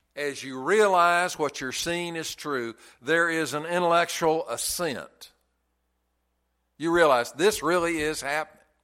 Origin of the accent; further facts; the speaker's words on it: the South, United States; I'm from the South